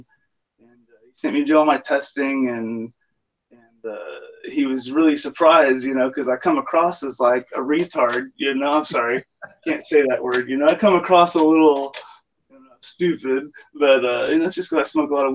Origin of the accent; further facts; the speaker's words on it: South Texas, United States; I grew up here in Texas, you know, moved around South Texas a lot growing up